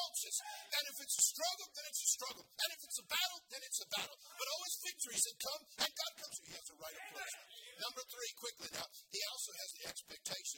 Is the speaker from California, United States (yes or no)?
yes; California, United States; I'm from California. I know all about fruits and nuts